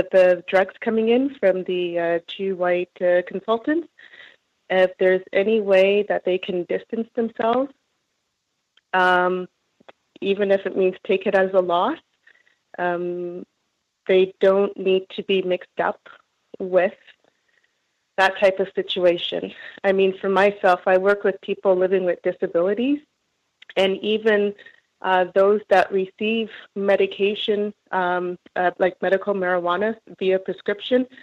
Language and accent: English; Toronto, Ontario, Canada; I'm from Toronto, Ontario.